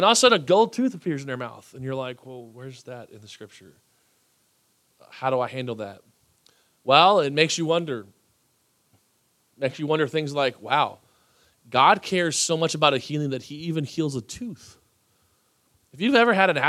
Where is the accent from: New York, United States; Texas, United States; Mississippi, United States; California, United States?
Texas, United States; I'm from Texas